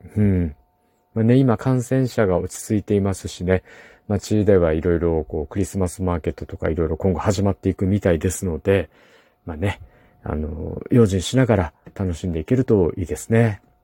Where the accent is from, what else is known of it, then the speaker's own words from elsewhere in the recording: Kumamoto, Japan; 私の地元の熊本